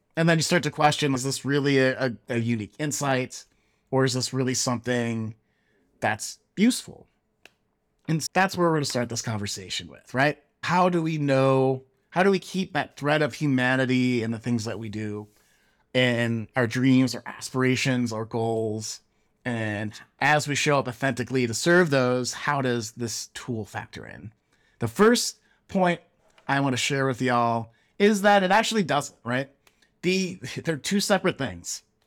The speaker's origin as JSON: {"language": "English", "town": "Chicago", "region": "Illinois", "country": "United States", "tie": "born or raised there", "moved": "yes", "lives_now": "Silicon Valley, United States", "said": "growing up in Chicago, Chicagoland"}